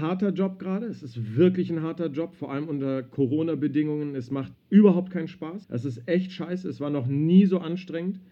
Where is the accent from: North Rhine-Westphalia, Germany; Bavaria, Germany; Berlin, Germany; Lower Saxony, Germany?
Berlin, Germany; Ich bin in Berlin groß geworden, im Westzentrum.